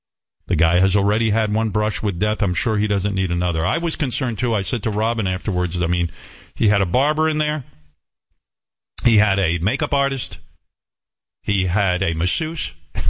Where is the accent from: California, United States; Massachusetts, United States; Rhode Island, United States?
Massachusetts, United States; Boston; Growing up in Boston, I idolized Howard for coming out of BU, Boston University, and Tom Brady for being the star QB for the Patriots.